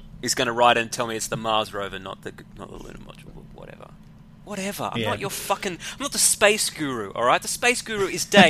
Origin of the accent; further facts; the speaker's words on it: Sydney, New South Wales, Australia; I'm from Sydney